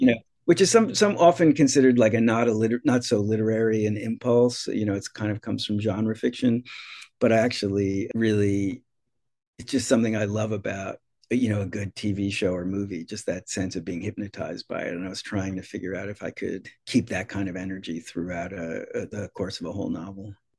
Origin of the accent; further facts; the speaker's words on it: New Jersey, United States; moved away as an adult; now in Massachusetts, United States; when I grew up in New Jersey, I grew up in a very working class suburb.